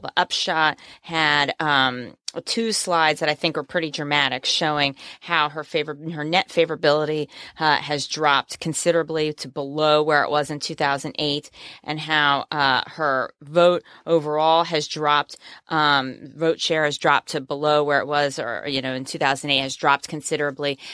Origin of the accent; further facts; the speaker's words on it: New Jersey, United States; I'm from New Jersey